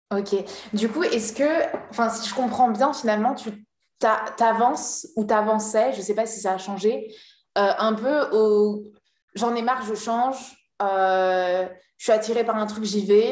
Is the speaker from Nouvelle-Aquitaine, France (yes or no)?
yes; La Rochelle, Nouvelle-Aquitaine, France; je suis de La Rochelle